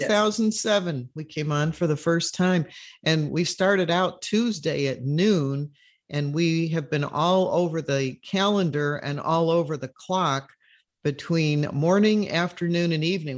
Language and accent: English; Chicago, Illinois, United States; now in Florida, United States; when I was growing up in Chicago